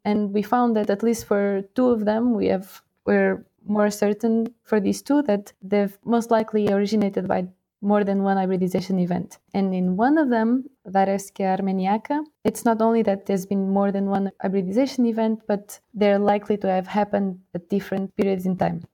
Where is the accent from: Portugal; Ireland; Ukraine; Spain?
Portugal; moved away as an adult; now in Lausanne, Switzerland; I'm from Portugal